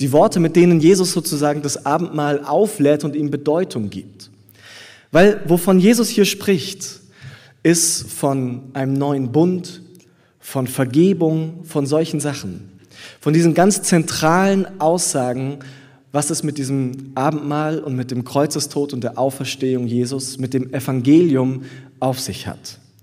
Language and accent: German; Southern Germany, Germany; now in Berlin, Germany; in Süddeutschland, wo ich herkomme, bei meiner Familie zu Hause